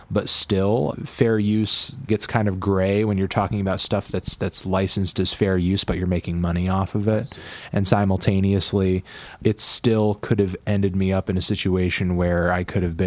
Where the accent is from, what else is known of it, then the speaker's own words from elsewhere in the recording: Connecticut, United States; I'm from Connecticut. I'm a New Englander. Through and through